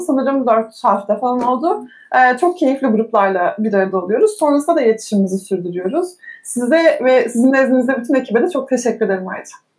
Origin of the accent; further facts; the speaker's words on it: Eskişehir, Turkey; 1985 Eskişehir doğumluyum